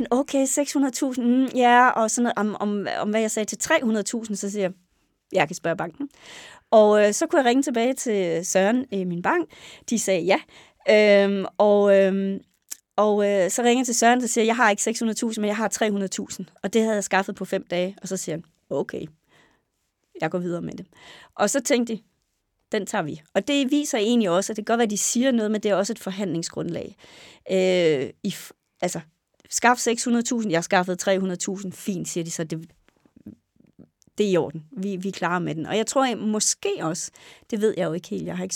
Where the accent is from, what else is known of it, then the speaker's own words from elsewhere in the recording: Næs, West Jutland, Denmark; ja, jeg er født og opvokset i Næs øh, i Vestjylland.